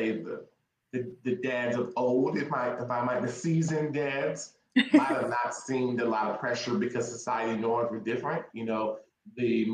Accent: Tacoma, Washington, United States; moved away as an adult; now in Texas, United States; I'm originally from Tacoma, Washington, shout out Washington State, and moved here to go to school to run track at Texas State University.

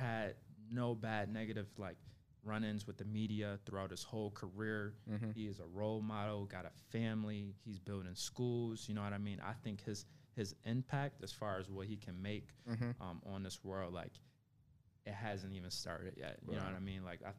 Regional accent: Memphis, Tennessee, United States; born there; I was born in Memphis.

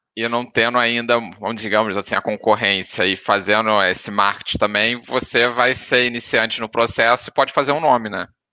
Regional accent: Rio de Janeiro, Brazil; now in Portugal; a gente é carioca

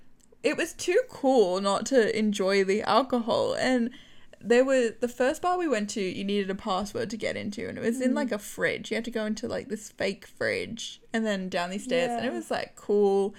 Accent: Australia; being Australian

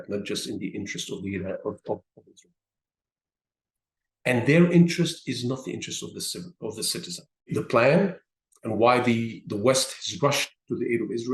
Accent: Syria; I was born in Syria

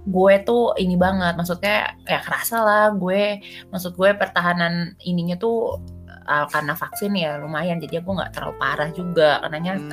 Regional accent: Jakarta, Indonesia; moved away as an adult; also born or lived in Jatinangor, West Java; gue soalnya lahir di Jakarta

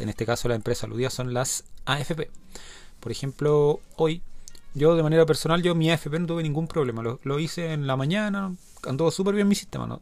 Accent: Chile; los que somos chilenos

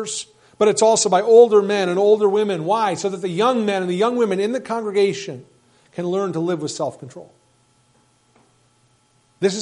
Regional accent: United States; as American Christians

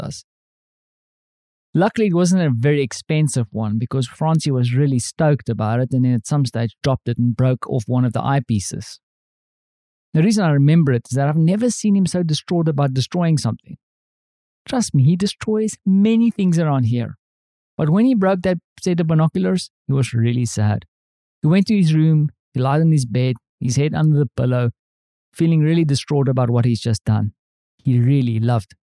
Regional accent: South Africa; now in Europe; as a South African, I'm used to living in houses with thick walls.

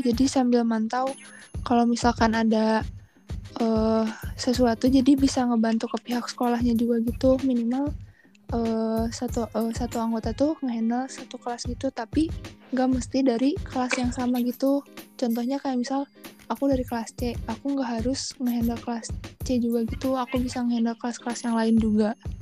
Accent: Bandung, West Java, Indonesia; aku tinggal di Bandung terus aku juga dulu SMA di SMA 5 Bandung

